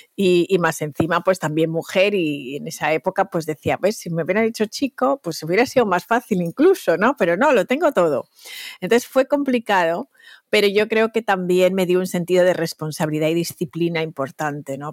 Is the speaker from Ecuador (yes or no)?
no; Valencia, Valencian Community, Spain; moved away as an adult; also born or lived in Equatorial Guinea (parents); now in New York, United States; me siento súper española. Toda mi educación, mi estructura mental, mi, infancia está construida ahí